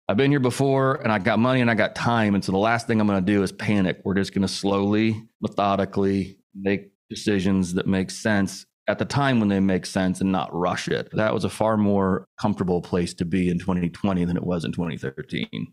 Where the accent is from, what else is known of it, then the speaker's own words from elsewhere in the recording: Indianapolis, Indiana, United States; I grew up in the Midwest, Indianapolis, Indiana